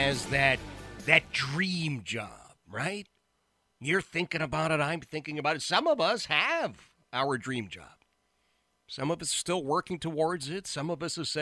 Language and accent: English; Philadelphia, Pennsylvania, United States; I'm a Philly guy